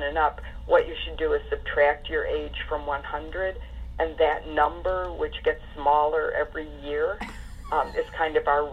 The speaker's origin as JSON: {"language": "English", "town": "Detroit", "region": "Michigan", "country": "United States", "tie": "born or raised there", "said": "when I was growing up in Detroit"}